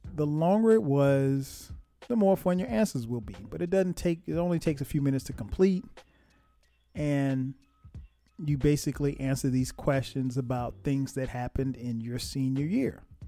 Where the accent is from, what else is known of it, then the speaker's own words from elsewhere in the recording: Florence, South Carolina, United States; my hometown, Florence, South Carolina